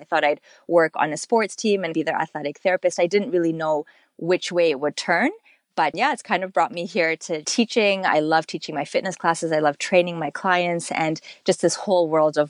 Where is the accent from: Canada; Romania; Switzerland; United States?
Canada; My family's from Kenya, Nairobi. I was born here in Canada